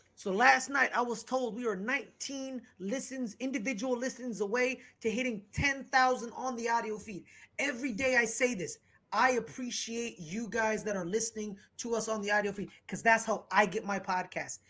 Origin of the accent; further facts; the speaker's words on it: United States; I'm an American. Uh, you know, I love being an American